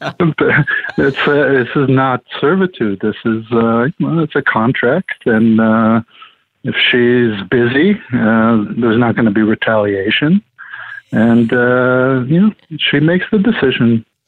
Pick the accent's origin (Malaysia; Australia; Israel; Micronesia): Israel; moved away as an adult; also born or lived in Boston; now in Los Angeles, United States; originally from Israel